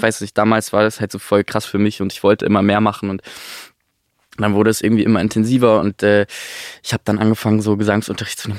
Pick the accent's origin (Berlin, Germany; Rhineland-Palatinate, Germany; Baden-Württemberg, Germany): Baden-Württemberg, Germany; near Stuttgart; ich bin bei Stuttgart aufgewachsen